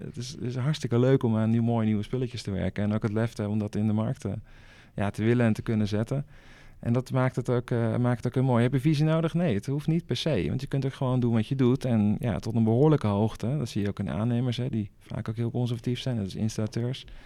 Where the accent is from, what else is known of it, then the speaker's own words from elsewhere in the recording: Rotterdam, South Holland, Netherlands; ik kom uit Rotterdam